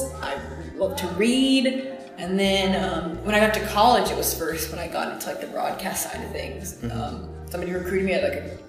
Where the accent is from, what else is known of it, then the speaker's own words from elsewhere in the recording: Macon, Georgia, United States; moved away as an adult; also born or lived in Twin Falls, Idaho / Raleigh-Durham / Evanston, Illinois; now in Chicago, United States; I did an internship in my hometown station in Macon, Georgia.